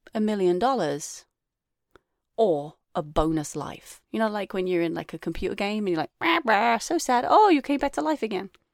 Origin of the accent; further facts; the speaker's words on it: England, United Kingdom; moved away; I, I was brought up in England too